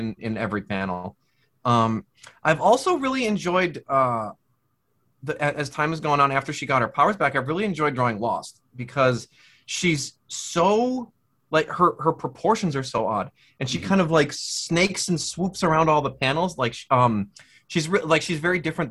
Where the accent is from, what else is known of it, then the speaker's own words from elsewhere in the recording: Midwest, United States; moved away; I'm from the Midwest originally.